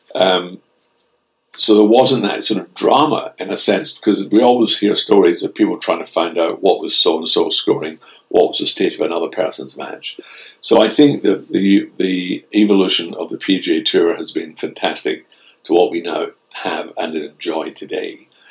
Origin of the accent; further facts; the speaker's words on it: Scotland, United Kingdom; being a Scotsman.